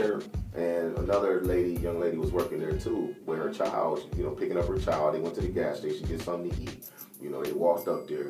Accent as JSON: {"language": "English", "town": "Rochester", "region": "New York", "country": "United States", "tie": "born or raised there", "said": "I grew up on Conkey."}